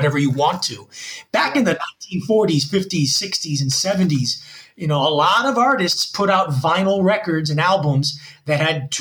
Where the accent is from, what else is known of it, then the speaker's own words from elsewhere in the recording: Union City, New Jersey, United States; now in Gwangju, South Korea; I was born in Union City, New Jersey in 1975.